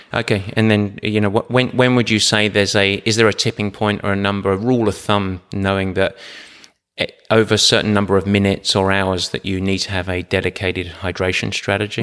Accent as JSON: {"language": "English", "region": "England", "country": "United Kingdom", "said": "I'm English"}